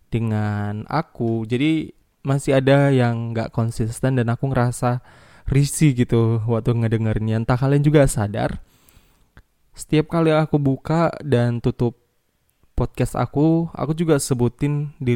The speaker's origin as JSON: {"language": "Indonesian", "town": "Medan", "region": "North Sumatra", "country": "Indonesia", "tie": "born or raised there", "accent": "Medan", "said": "Karena kebetulan aku lahir dan besar di Medan ya walaupun nggak Medan-Medan kali sih."}